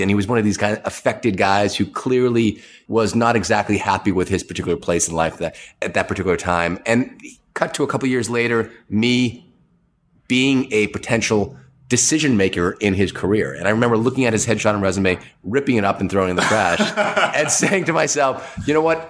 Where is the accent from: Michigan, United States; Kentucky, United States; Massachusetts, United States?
Massachusetts, United States; Boston; I grew up in the Boston area